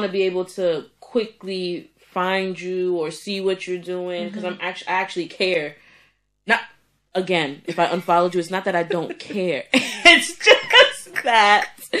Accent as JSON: {"language": "English", "region": "New York", "country": "United States", "said": "Listen, I'm from New York."}